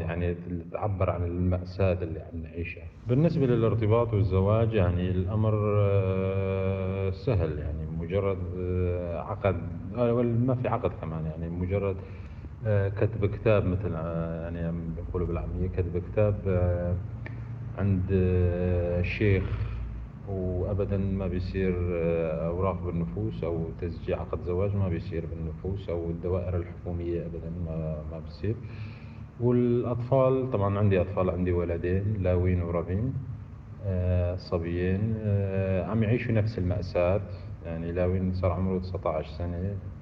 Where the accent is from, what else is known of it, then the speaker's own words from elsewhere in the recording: Syria; أنا مواطن سوري. يعني شخص ولد في سوريا وأبي ولد في سوريا.